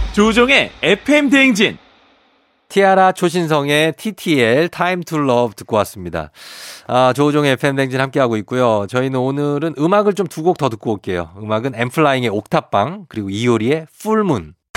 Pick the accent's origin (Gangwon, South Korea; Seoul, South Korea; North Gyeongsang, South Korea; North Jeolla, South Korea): Seoul, South Korea; 저도 할아버지 고향이 이쪽인 거지. 마산 뭐 그쪽인 거지. 제 고향은 이제 서울이죠